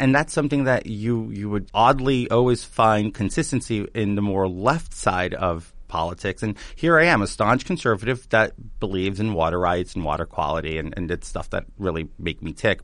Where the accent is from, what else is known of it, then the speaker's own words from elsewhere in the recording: New York City, New York, United States; I'm from Queens.